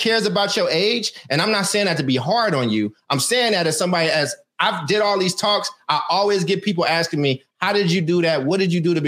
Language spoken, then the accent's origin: English; Oakland, California, United States; also born or lived in Emeryville; I was in the wrong classes when I got to Emory High because I was coming from Oakland over to Emory